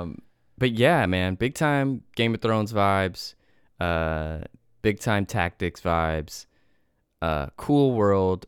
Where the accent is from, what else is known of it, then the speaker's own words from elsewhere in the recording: United States; as an American person